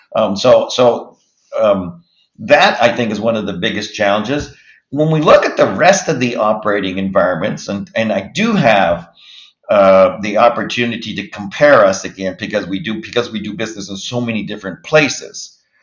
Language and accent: English; Halifax, Nova Scotia, Canada; also born or lived in Moncton, New Brunswick / Montreal, Quebec; I grew up in Halifax, Dartmouth, for all practical purposes